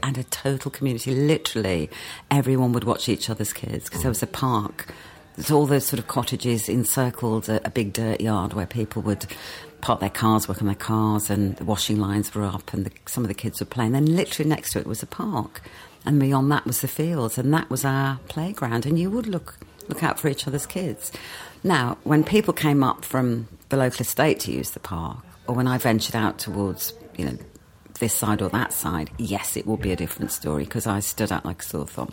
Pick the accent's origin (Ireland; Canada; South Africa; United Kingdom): United Kingdom; West Midlands; moved away as an adult; also born or lived in Wolverhampton / Walsall; I was a country girl, grew up in the Black Country Mining Village